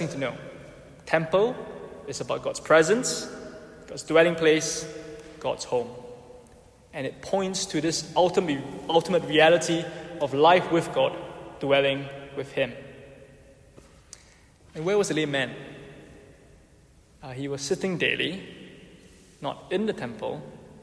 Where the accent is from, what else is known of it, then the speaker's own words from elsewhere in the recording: Singapore; now in United Kingdom; I'm Singaporean